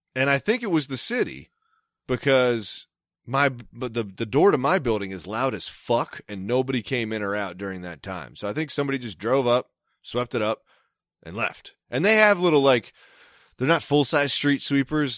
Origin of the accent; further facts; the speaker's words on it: Maryland, United States; accent: Maryland; my Maryland accent